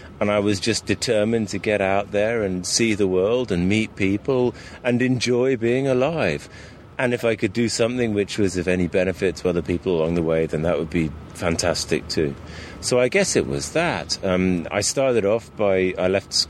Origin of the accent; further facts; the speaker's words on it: Sussex, South East England, United Kingdom; moved away as an adult; also born or lived in London / Brazil; I'm from Sussex